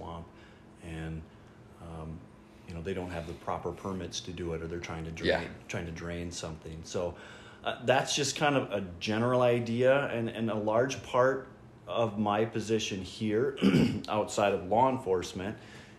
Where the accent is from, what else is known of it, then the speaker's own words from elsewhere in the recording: Belle Plaine, Minnesota, United States; I'm a local person. I grew up in Belle Plaine.